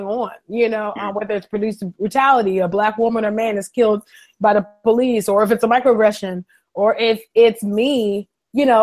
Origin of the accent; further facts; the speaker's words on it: California, United States; moved away as an adult; now in Philadelphia, United States; I was born in California, West Side. So California, I've been in Philly for almost 5 years